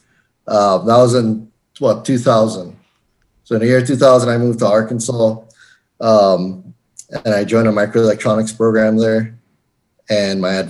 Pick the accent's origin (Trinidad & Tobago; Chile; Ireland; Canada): Trinidad & Tobago; moved away as an adult; also born or lived in Florence, South Carolina; now in Colorado, United States; I was born and raised in Trinidad and Tobago in the Caribbean